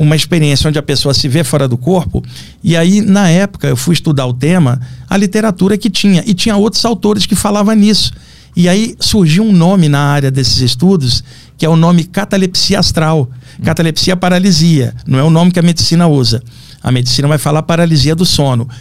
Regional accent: Rio de Janeiro, Brazil; lá no Rio de Janeiro, onde, onde eu nasci

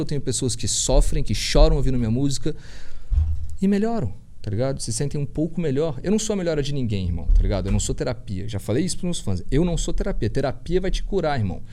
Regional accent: Brasília, Federal District, Brazil; first language Portuguese; eu sou do Lago Norte, é nós

